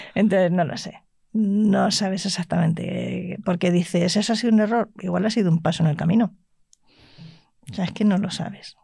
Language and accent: Spanish; La Rioja, Spain; yo me crié en La Rioja y soy terca